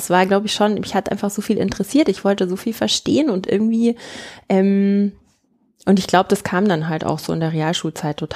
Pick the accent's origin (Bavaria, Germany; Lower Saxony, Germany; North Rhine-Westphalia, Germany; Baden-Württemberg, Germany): Bavaria, Germany; Markt Schwaben; das ist ganz ähm, interessant, weil das in Markt Schwaben, äh, wo ich herkomme.